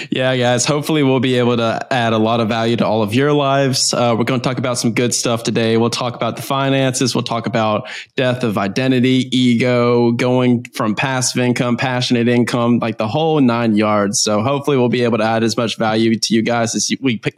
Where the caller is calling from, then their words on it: Florianópolis, Santa Catarina, Brazil; Nah, I'm in uh, Floripa, Brazil. I'm in South Brazil. I'm looking out my window right now and I'm looking at this rainforest and the ocean in the background.